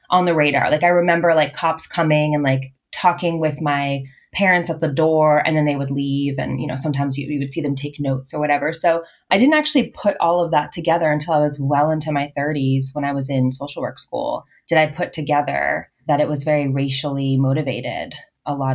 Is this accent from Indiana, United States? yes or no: no; Boston, Massachusetts, United States; I was born in Boston, Massachusetts. And I lived in Boston until I was adopted out at 12. And then we moved to the suburbs, like half an hour northwest of Boston.